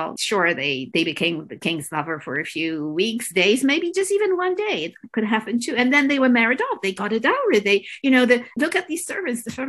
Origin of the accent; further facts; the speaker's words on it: Poland; now in Toronto, Canada; I grew up in Poland